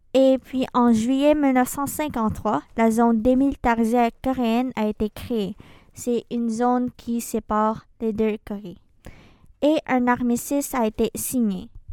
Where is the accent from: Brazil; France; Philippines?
Philippines; moved away; des Philippines, mon pays d'origine.